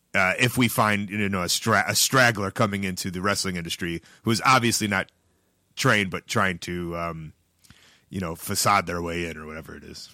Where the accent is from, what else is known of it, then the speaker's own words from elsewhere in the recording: Chicago, Illinois, United States; I'm from Chicago